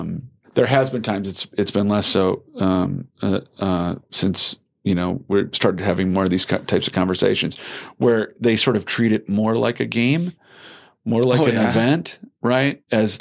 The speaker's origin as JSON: {"language": "English", "region": "Wisconsin", "country": "United States", "said": "I'm always coming from Wisconsin. You know, we have it's the home of progressivism."}